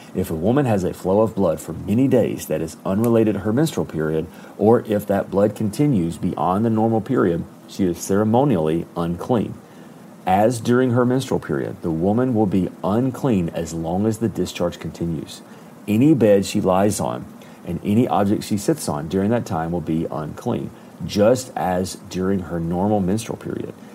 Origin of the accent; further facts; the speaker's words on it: Alabama, United States; I am from Alabama